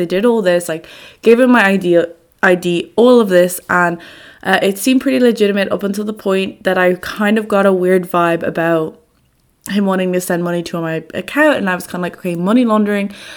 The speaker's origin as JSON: {"language": "English", "town": "Dublin", "region": "Leinster", "country": "Ireland", "moved": "as an adult", "lives_now": "Amsterdam, Netherlands", "said": "I am from Dublin, Ireland. However, I'm currently living and studying in Amsterdam, in the Netherlands, uh, for a year on Erasmus."}